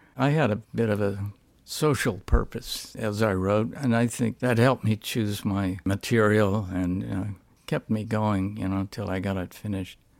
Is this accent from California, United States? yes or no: yes; Stockton, California, United States; I grew up in Stockton, California, which was a very good fight town